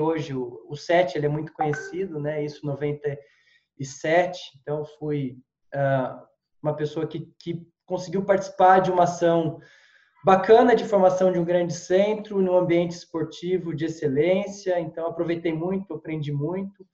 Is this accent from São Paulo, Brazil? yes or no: yes; São José dos Campos, São Paulo, Brazil; moved away as an adult; also born or lived in Piracicaba; sou de São José dos Campos, estudei em Piracicaba